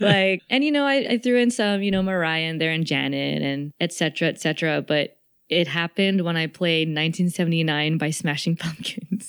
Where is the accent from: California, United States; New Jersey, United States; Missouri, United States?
California, United States; the Bay Area; growing up in the Bay